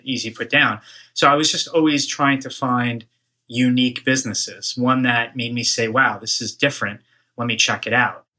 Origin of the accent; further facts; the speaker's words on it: Woodmere, New York, United States; I grew up on Long Island, uh, a town called Woodmere in the South Shore